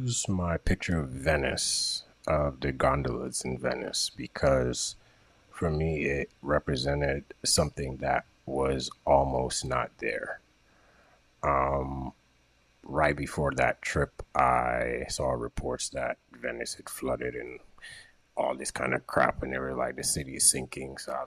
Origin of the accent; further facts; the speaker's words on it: Jamaica; I'm from Jamaica.